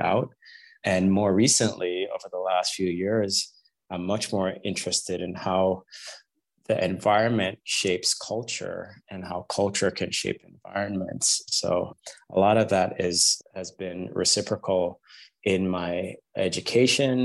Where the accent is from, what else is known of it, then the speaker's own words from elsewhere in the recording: Jamaica; I was a kid growing up in Jamaica